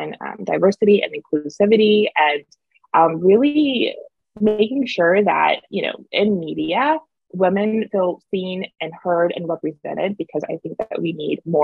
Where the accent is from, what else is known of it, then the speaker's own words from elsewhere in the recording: East Coast, United States; moved away as an adult; we have seasons here over on the East Coast